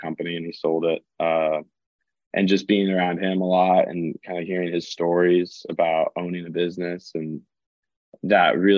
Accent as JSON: {"language": "English", "town": "Granville", "region": "Ohio", "country": "United States", "tie": "born or raised there", "also_born_or_lived": "Chicago, Illinois", "moved": "as an adult", "said": "I grew up in Columbus, Ohio. I was a small town. It was called Granville."}